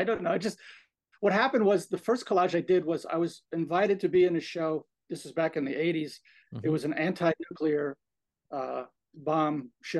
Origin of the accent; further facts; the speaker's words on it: Orefield, Pennsylvania, United States; I grew up in Orfield. I walk, Parkland was like a walk away.